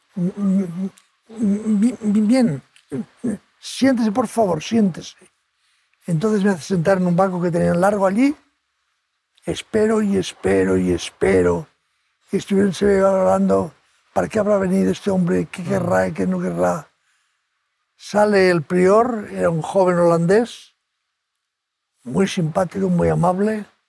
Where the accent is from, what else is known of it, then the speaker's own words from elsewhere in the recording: Spain; soy de España